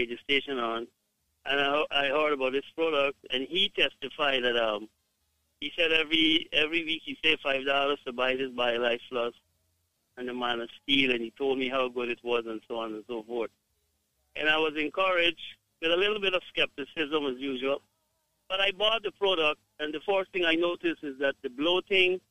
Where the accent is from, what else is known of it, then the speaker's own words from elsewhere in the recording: Guyana; I am from Guyana, but my wife is from Jamaica